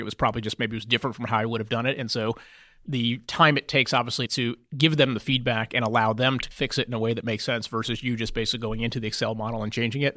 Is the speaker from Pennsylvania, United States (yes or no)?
no; Houston, Texas, United States; moved away as an adult; I grew up in Houston.